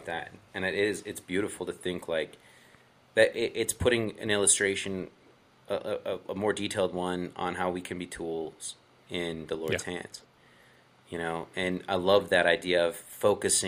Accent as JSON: {"language": "English", "town": "Las Vegas", "region": "Nevada", "country": "United States", "tie": "born or raised there", "said": "I grew up with Derek in Vegas"}